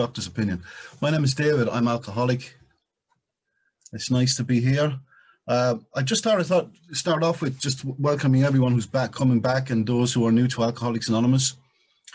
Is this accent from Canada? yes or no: no; Ireland; I was Irish when it came out of my mother's womb